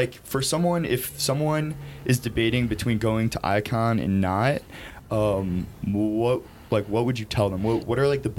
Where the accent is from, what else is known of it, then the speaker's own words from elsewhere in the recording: Chicago, Illinois, United States; I'm from Chicago